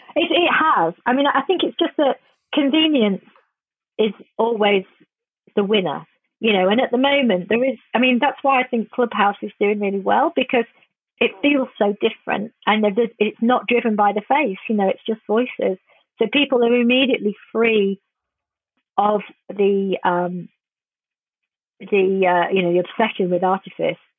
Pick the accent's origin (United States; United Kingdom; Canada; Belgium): United Kingdom; England; I'm quite ashamed a lot of times being English